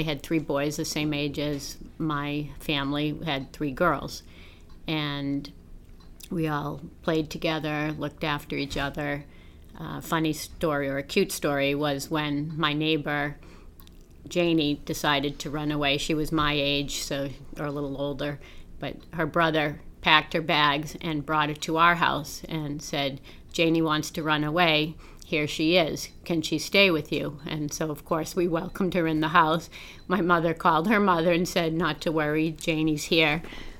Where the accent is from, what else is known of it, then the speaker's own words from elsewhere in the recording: Belmont, Massachusetts, United States; also born or lived in Boston; I've been a lifelong resident of Belmont. I was born in a Boston hospital and then brought home to our home in Belmont on Glen Road. And I have many fond memories of the neighborhood and the house and growing up in Belmont.